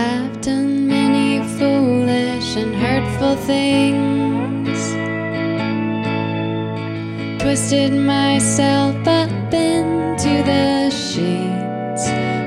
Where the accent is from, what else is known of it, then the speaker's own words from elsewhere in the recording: St. Joseph, Michigan, United States; I grew up in southwest Michigan on the lake in a town called St. Joseph